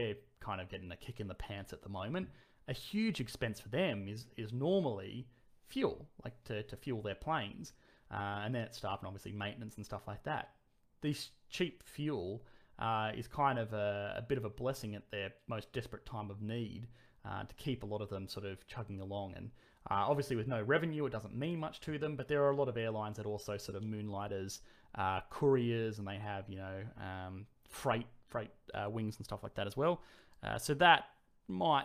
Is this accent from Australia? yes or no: yes; Australia; I'm Australian